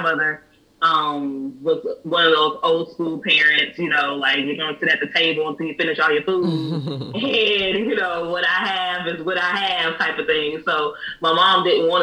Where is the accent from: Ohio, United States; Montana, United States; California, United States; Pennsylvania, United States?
California, United States; the Bay Area; now in East Coast, United States; I'm from California, the Bay Area